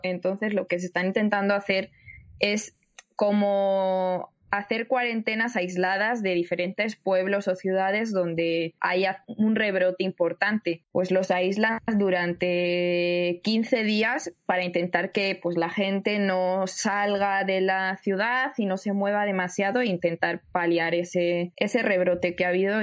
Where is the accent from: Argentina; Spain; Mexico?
Spain; yo soy de España, yo vivo en el en el norte, por así decirlo, de, de España.